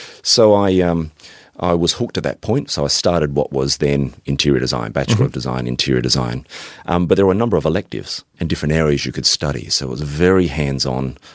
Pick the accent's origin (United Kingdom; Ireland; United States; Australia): Australia; Adelaide, South Australia; moved away; born and raised in Adelaide, South Australia